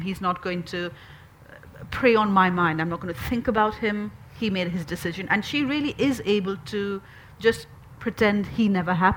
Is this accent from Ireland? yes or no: no; Pakistan; now in United Kingdom; I'm recently a British citizen from Pakistan, Muslim background